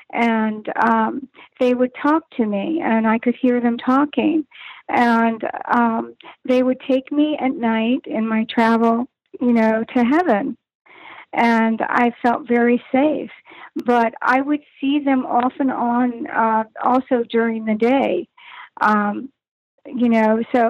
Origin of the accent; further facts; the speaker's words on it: Arlington, Virginia, United States; I was born in Virginia Beach. Virginia, and my father was in the service, so we traveled. And all my years I spent in outside of Washington, D.C., right in Arlington, Virginia, is where I went to school.